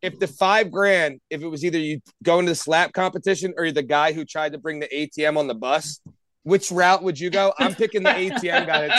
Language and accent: English; North Wales, Pennsylvania, United States; we're from North Wales.